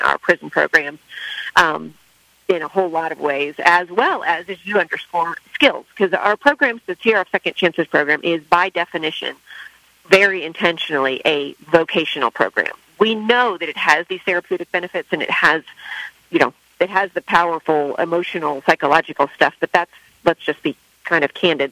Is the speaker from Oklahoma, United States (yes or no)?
no; San Diego, California, United States; I'm from San Diego, so Delmar was at my home track